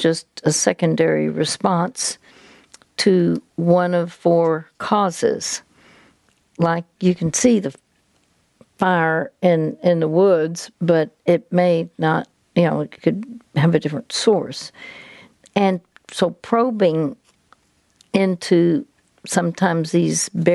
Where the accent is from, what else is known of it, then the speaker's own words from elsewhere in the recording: Dallas, Texas, United States; I'm from Dallas, Texas